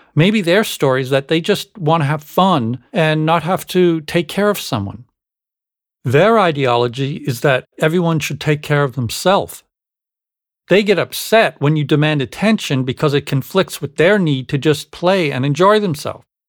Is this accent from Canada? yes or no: yes; Canada; growing up in Canada